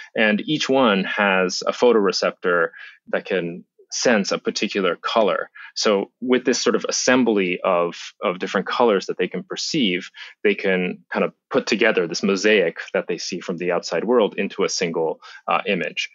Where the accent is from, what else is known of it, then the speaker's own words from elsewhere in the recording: Japan; moved away; When I was a, a kid, I grew up in Japan